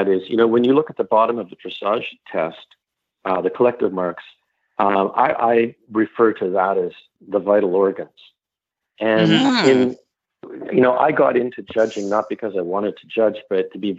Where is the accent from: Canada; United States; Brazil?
Canada; I'm Canadian